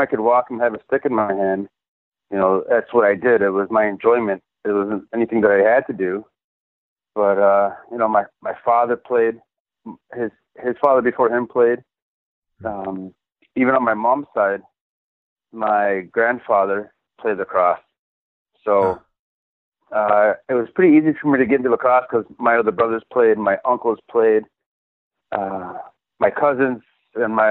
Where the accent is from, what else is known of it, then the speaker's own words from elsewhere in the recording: Onondaga Nation, New York, United States; I grew up in the Onondaga Nation